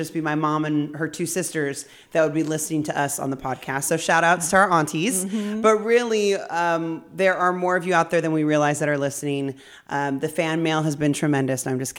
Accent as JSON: {"language": "English", "town": "Ontario", "region": "California", "country": "United States", "tie": "born or raised there", "said": "Like, we grew up locally here in Ontario, California, humble beginnings, humble roots."}